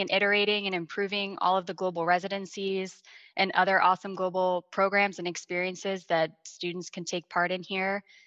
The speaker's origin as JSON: {"language": "English", "town": "Washington", "region": "District of Columbia", "country": "United States", "said": "I'm originally from the Washington, D.C. area and love this area."}